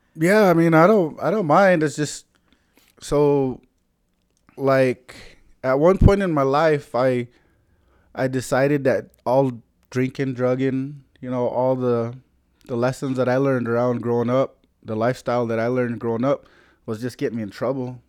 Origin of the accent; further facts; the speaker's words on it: South Dakota, United States; I'm from the Oyuch Pei band, uh, where we settled down in, um, Anderson, South Dakota